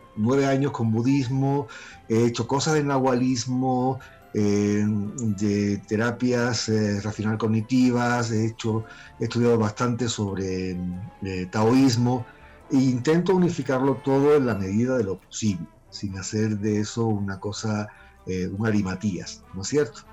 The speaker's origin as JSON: {"language": "Spanish", "town": "Málaga", "region": "Andalusia", "country": "Spain", "tie": "born or raised there", "moved": "as an adult", "lives_now": "Peru", "said": "Soy español, nacido en, Málaga y vivo en Perú desde hace más de 27 años"}